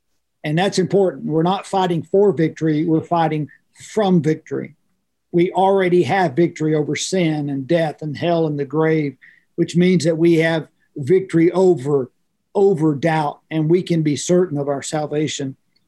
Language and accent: English; Oklahoma, United States; I grew up in farm and ranch life. That's how I grew up as a kid.